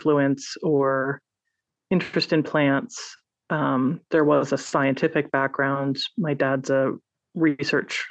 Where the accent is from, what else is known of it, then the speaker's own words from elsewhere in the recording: Los Altos, California, United States; also born or lived in Stanford / San Francisco; I was born at Stanford on the San Francisco Peninsula and grew up mostly in Los Altos and then in San Francisco